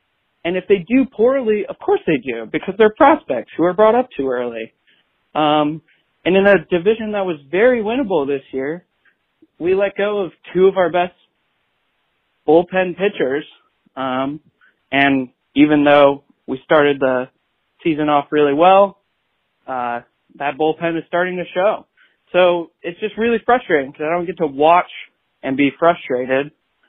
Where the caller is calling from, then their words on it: Columbus, Ohio, United States; Hey, y'all. … I'm calling from Columbus, Ohio.